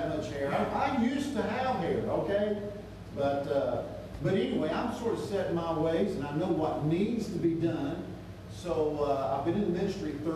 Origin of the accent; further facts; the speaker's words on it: South Miami, Florida, United States; moved away as an adult; I grew up in South Miami